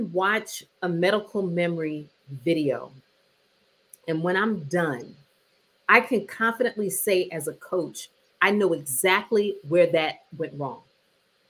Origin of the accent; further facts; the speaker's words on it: New Jersey, United States; I'm from New Jersey